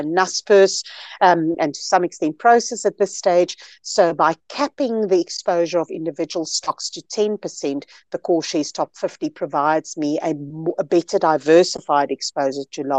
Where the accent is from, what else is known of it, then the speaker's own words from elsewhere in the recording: South Africa; I'm a South African, very proudly so. This is where I live.